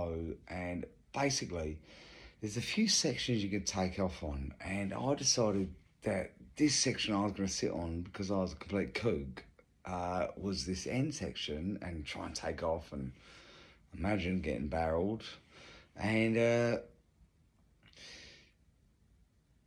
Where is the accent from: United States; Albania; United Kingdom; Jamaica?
United Kingdom; England; moved away as an adult; now in Australia; I'm English. I moved here, 20 years ago.